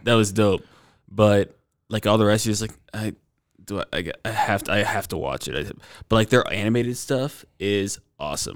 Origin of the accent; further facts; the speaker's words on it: Stone Mountain, Georgia, United States; moved away; also born or lived in Atlanta, Georgia; I'm from Stone Mountain, Georgia. I'm actually moving back there